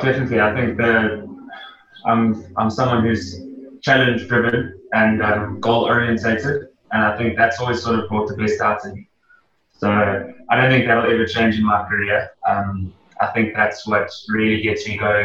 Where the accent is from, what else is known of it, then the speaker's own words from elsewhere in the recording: Gauteng, South Africa; moved away as an adult; now in Durban, South Africa; I grew up in Gauteng